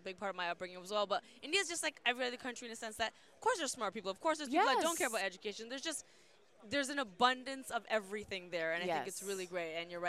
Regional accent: Canada; moved away as an adult; now in Los Angeles, United States; because I love being Canadian and solely Canadian.

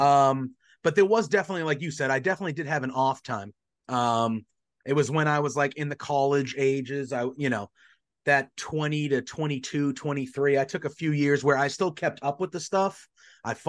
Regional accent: Northeast, United States; I grew up in the Northeast. I'm from the Northeast.

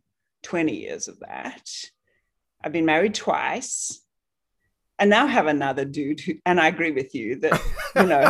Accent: South Africa; moved away; I grew up in South Africa

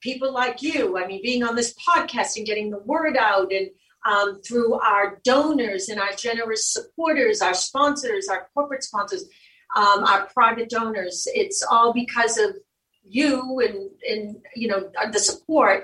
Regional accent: Boston, Massachusetts, United States; moved away; also born or lived in Cape Cod; I'm from Dorchester. My family, my mother, the whole family's from Southie

